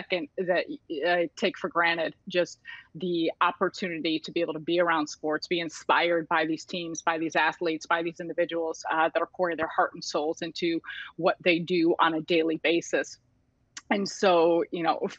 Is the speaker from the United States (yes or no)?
yes; Chicago, Illinois, United States; I'm born and raised in Chicago and grew up around Chicago